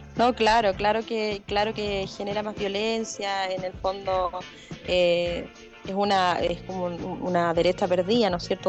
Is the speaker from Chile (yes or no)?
yes; Chile; hemos vivido todos como chilenos